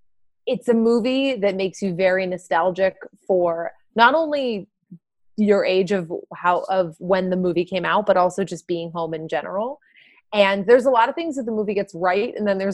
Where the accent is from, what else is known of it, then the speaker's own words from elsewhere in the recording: Lynn, Massachusetts, United States; moved away; I grew up in Lynn, which is right outside the city of Boston, you know, a couple minutes car ride. And it is, you know, our family didn't have a wealthy background.